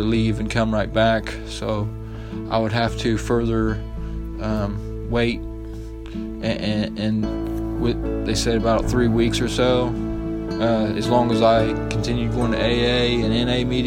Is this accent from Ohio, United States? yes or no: yes; Sabina, Ohio, United States; also born or lived in Wilmington, Ohio; I come from a little town called Sabina. I was born in Wilmington, Ohio, which that's where I was at before I came here.